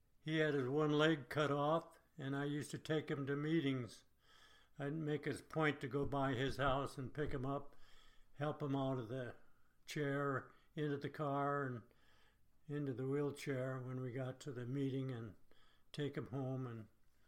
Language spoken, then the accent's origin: English; United States; I am an American.